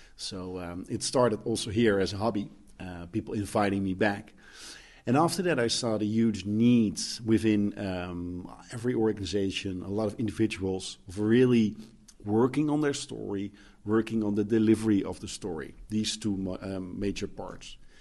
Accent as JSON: {"language": "English", "country": "Netherlands", "said": "I'm coming from the Netherlands, where everything, I mean, we're living in the most beautiful country in the world"}